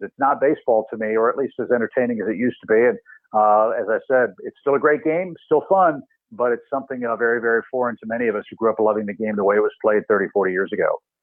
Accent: St. Louis, Missouri, United States; growing up in St. Louis

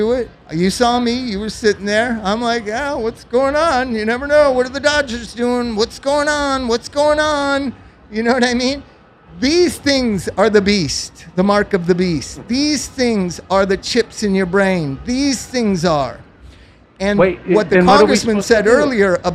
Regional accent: Los Angeles, California, United States; also born or lived in Palm Springs; I grew up in Los Angeles and Palm Springs

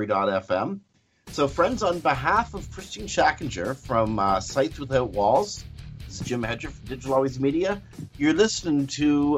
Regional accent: Canada; as a Canadian

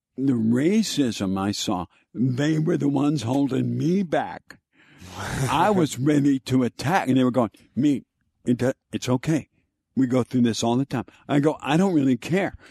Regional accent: Texas, United States; I grew up in Texas

